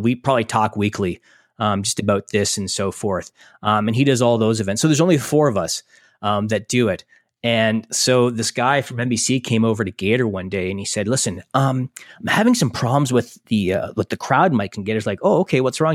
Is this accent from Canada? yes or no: yes; Canada; we're all Canadian